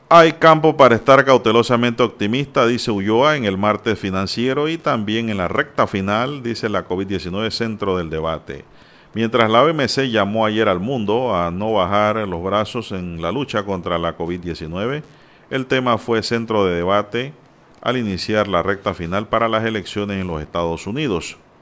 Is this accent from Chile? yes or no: no; Panama; Yo no soy español puro ni alemán. Aquí somos crisol de raza